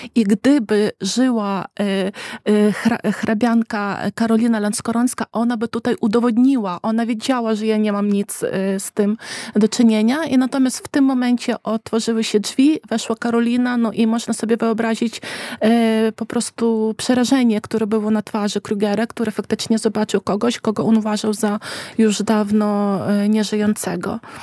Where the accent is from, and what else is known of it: Ukraine